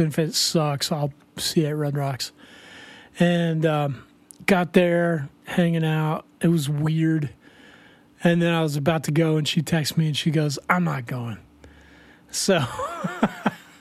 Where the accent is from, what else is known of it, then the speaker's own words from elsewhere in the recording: Colorado, United States; I grew up in Colorado